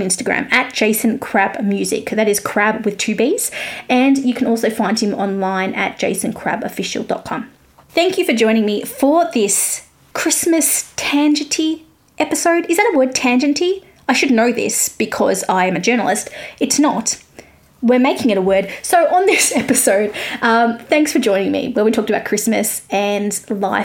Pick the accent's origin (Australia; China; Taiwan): Australia; accent: Australian; I'm Australian